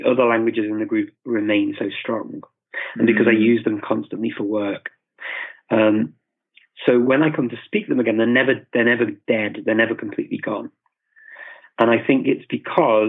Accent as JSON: {"language": "English", "region": "England", "country": "United Kingdom", "also_born_or_lived": "Macedonia / Indonesia", "moved": "yes", "lives_now": "North Macedonia", "said": "saya dari English, I'm from England or the UK."}